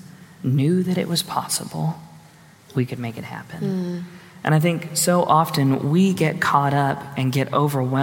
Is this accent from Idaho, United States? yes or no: no; Houston, Texas, United States; I grew up in Houston